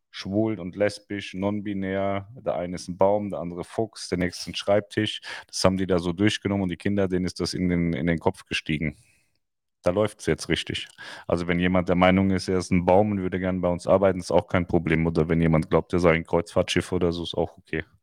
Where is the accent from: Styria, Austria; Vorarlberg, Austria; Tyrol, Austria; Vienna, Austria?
Styria, Austria; Ich bin aus der Steiermark. Wenn es näher wäre, gern.